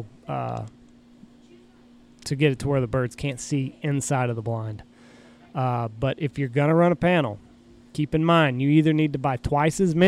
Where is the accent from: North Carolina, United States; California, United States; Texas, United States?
Texas, United States; the fields that I grew up hunting in Texas